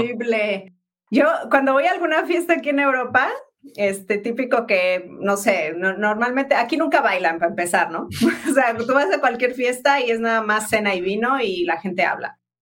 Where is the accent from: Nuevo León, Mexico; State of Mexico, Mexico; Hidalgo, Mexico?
Hidalgo, Mexico; Pachuca; moved away as an adult; also born or lived in Mexico City / London / Spain; yo crecí en Pachuca